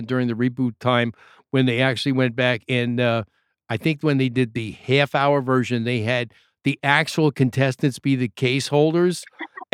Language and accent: English; New York, United States; I'm from New York